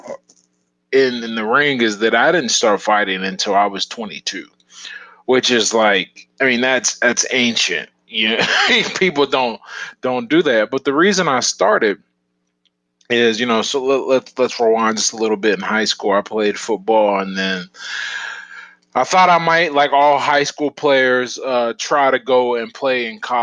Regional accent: Pittsburgh, Pennsylvania, United States; Born and raised here. I was born in the Hill District, and then I moved to Northview Heights.

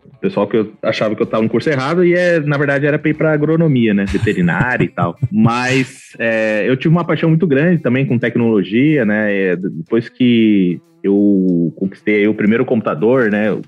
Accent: Campo Grande, Mato Grosso do Sul, Brazil; also born or lived in Porto Alegre, Brazil; Eu sou de Campo Grande, Mato Grosso do Sul

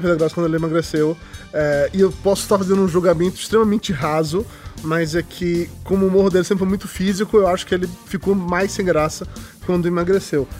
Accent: Amargosa, Bahia, Brazil; moved away as an adult; also born or lived in Salvador; now in São Paulo, Brazil; eu sou de uma cidade do interior da Bahia. Quando me mudei para Salvador para estudar

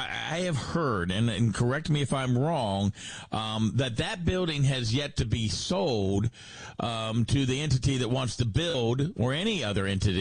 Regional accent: Frederick County, Maryland, United States; I grew up in Frederick County

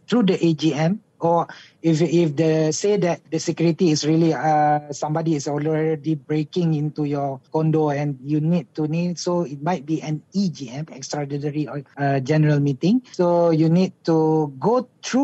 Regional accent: Malaysia; we as Malaysian

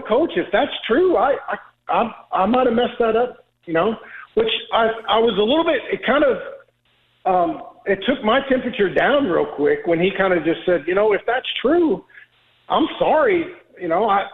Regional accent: Oklahoma, United States; I'm from Oklahoma

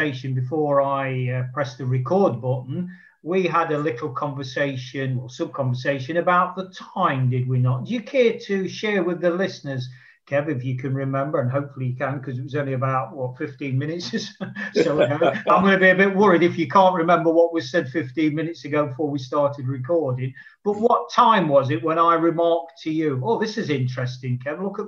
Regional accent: Nottingham, East Midlands, United Kingdom; my hometown of Nottingham in the United Kingdom

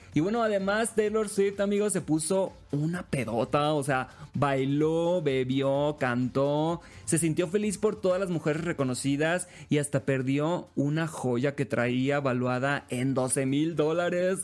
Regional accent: Los Mochis, Sinaloa, Mexico; now in Mexico City, Mexico; Soy originario de los Mochis, Sinaloa, orgullosamente

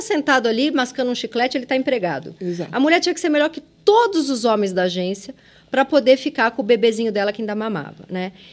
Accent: São Paulo, Brazil; accent: Mooca; eu vim da ZL

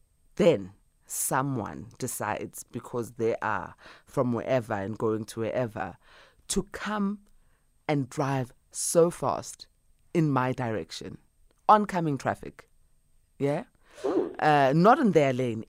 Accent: Boksburg, Gauteng, South Africa; I was born in Boksburg, in the East Rand.

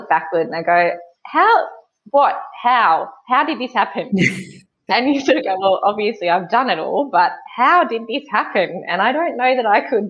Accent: Gunnedah, New South Wales, Australia; now in Wagga Wagga, Australia; I grew up in Gunnedah, sort of like in between both Sydney and Brisbane, but inland.

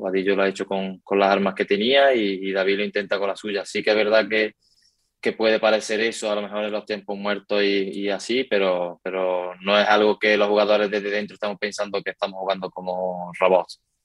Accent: Córdoba, Andalusia, Spain; moved away as an adult; now in Valdepeñas, Spain; Yo soy también muy de Córdoba

